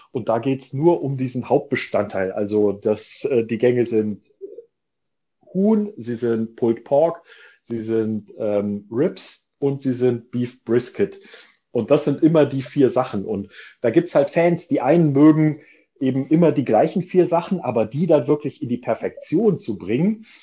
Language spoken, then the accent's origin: German; Germany